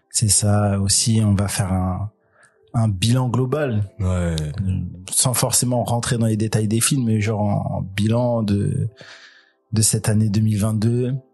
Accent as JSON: {"language": "French", "region": "Parisian / Île-de-France", "country": "France", "said": "on est parisien. Ah, on est francilien, au sens large."}